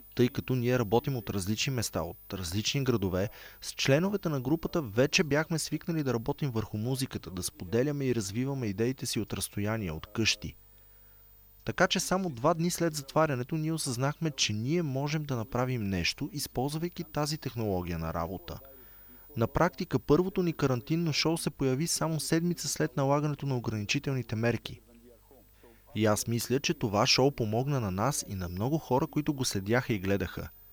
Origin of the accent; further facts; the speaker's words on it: Sarajevo, Federation of Bosnia and Herzegovina, Bosnia & Herzegovina; Аз бях тинейджър, когато войната в Босна избухна. Бях в Сараево, а Сараево беше под обсада в продължение на 4 години